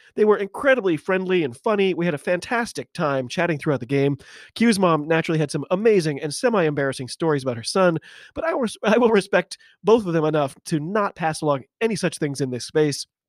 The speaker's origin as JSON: {"language": "English", "country": "United States", "said": "I'm an American rugby fan"}